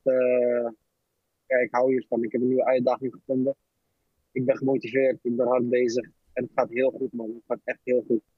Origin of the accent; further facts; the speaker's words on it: 's-Hertogenbosch, North Brabant, Netherlands; ik kwam uit Den Bosch, Ging daar naartoe, 15, 16 jaar